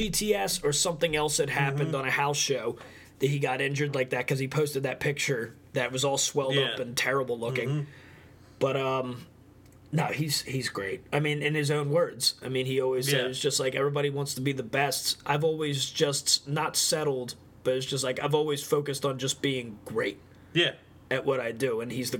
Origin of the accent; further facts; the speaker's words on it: Tampa, Florida, United States; And I know music. I'm from Tampa.